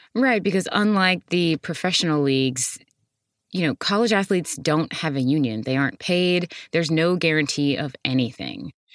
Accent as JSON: {"language": "English", "region": "Texas", "country": "United States", "said": "As a Texan"}